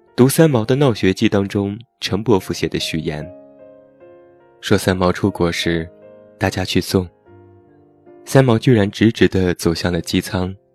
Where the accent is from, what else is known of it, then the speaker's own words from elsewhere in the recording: Taiyuan, Shanxi, China; moved away; 在我的家乡山西太原